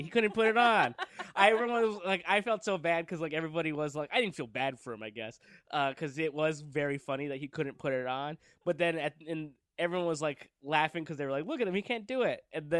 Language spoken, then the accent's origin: English; Downey, California, United States; No, I'm from Downey, California.